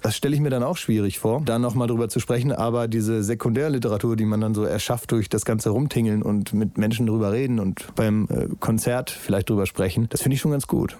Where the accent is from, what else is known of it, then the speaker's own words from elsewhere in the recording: Northern Germany, Germany; als Norddeutscher